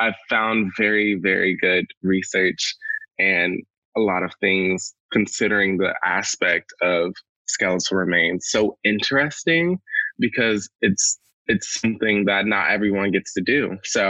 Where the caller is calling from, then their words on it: Gloucester, Virginia, United States; also born or lived in Mobile, Alabama; I'm calling in from Gloucester, Virginia. It's very humid here.